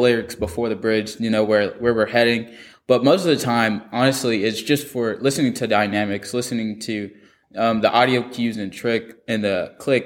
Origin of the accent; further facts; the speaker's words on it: Alabama, United States; also born or lived in California; I moved to Alabama from California